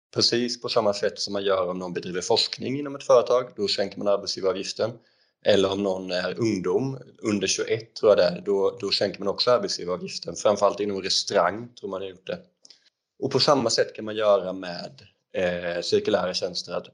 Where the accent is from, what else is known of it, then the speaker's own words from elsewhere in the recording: Växjö, Kronoberg County, Sweden; moved away as an adult; jag är född 92 i Småland, i Växjö och pluggade elektriker i gymnasiet och sen så flyttade jag ner hit